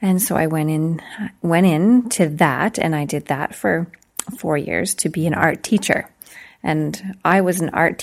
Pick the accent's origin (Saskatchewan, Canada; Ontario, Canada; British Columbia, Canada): Saskatchewan, Canada; Bienfait; moved away as an adult; now in Meadow Lake, Canada; I was born and raised in Beanfait, Saskatchewan